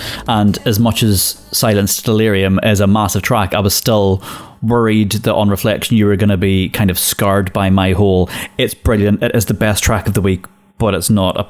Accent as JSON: {"language": "English", "region": "Northern Ireland", "country": "United Kingdom", "tie": "born or raised there", "said": "And I grew up in Northern Ireland and I know country music."}